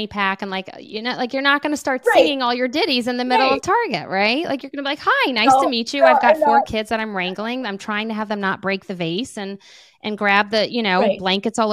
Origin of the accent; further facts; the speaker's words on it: New Orleans, Louisiana, United States; I'm from New Orleans